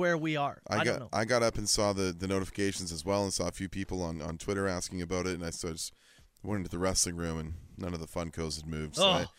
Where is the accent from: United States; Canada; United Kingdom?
Canada; British Columbia; moved away; both of us growing up in British Columbia